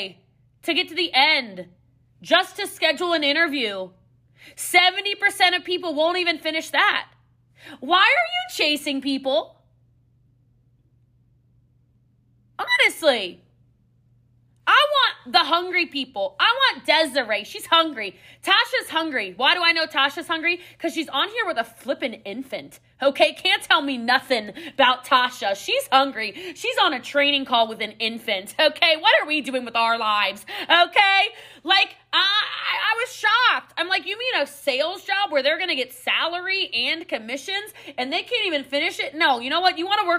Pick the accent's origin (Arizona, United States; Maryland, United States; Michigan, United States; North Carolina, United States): Maryland, United States; I'm from Maryland, so like, you know, there's a lot of hills and mountains in the Appalachians